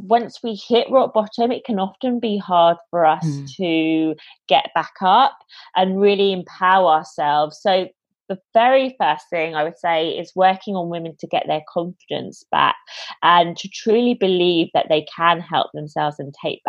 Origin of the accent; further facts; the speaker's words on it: London, United Kingdom; moved away as an adult; now in Australia; I'm originally from London in the UK, but I was traveling around South America, and I decided at the end of it that I was going to move to Australia.